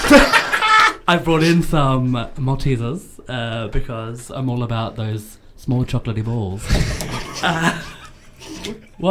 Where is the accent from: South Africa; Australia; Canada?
Australia; now in United Kingdom; I'm Australian